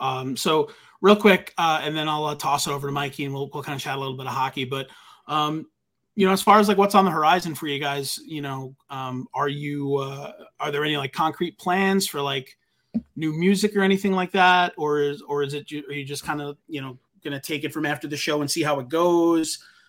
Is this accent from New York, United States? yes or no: yes; New York, United States; I remember about growing up on Long Island that like I loved.